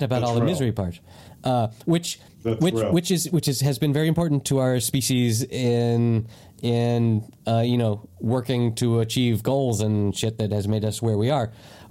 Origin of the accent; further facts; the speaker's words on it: United States; moved away; also born or lived in Spain / United Kingdom; as an American and as someone that has lived in Spain and the UK